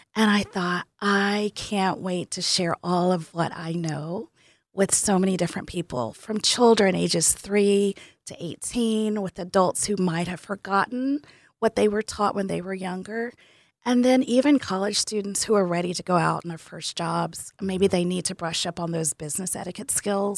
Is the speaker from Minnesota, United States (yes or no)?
no; Tennessee, United States; moved away; I am from Tennessee